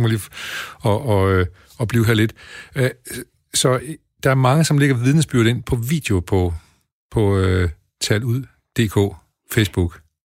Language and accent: Danish; Denmark; vi som danskere